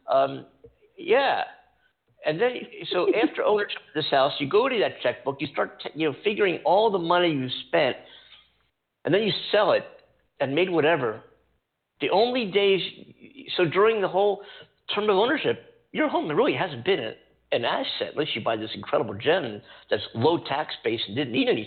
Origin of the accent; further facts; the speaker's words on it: East Coast, United States; also born or lived in New York City; now in California, United States; I live in California. I came from the East Coast. I lived in New York City